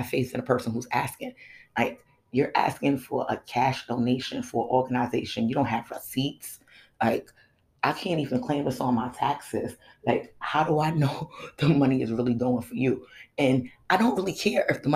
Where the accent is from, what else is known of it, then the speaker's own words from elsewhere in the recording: United States; my pride in being an American